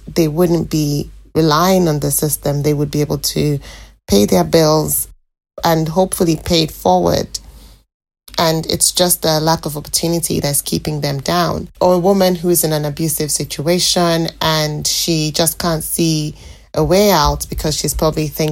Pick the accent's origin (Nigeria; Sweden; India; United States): Nigeria; moved away as an adult; now in British Columbia, Canada